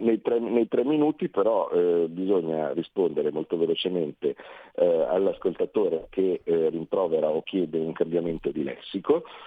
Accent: Carnate, Lombardy, Italy; mio padre ha scelto di andare lì perché era comodo, eh, quando avevo sei anni

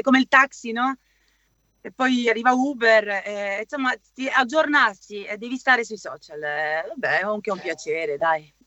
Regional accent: Cologne, North Rhine-Westphalia, Germany; also born or lived in Sicily; Io sono siciliana, cresciuta in Germa-, nata e cresciuta in Germania, ma le origini sono siguli

